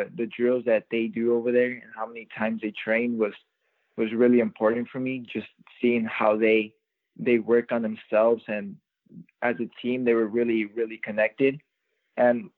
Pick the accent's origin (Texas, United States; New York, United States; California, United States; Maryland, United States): California, United States; Orange County; playing in my hometown, it feels really good just having all these family members around